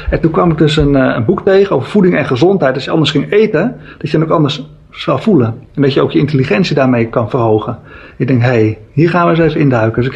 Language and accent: Dutch; Alkmaar, North Holland, Netherlands; en daar ben ik opgegroeid in Alkmaar.